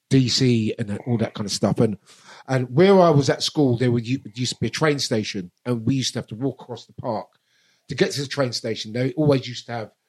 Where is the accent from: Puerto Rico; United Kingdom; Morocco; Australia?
United Kingdom; London; growing up in Brixton was... which had a real strong black community